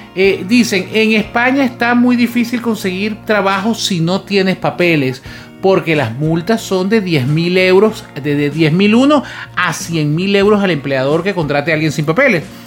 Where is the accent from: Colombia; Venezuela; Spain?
Venezuela; moved away as an adult; en el momento que emigramos nosotros de Venezuela